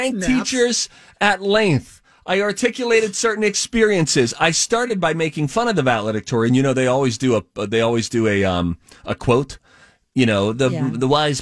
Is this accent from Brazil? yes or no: no; Pennsylvania, United States; moved away; I grew up in Pennsylvania